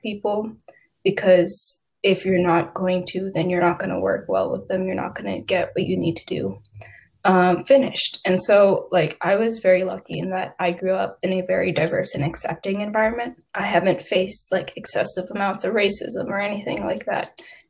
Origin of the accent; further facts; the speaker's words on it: United States; also born or lived in India; I thought of myself as American, right? I was born in America. I'm an American.